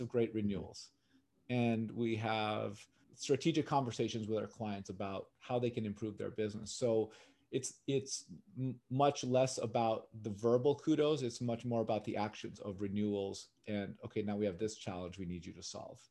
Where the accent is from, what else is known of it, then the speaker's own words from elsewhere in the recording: Los Angeles, California, United States; Born and raised in California, in L A.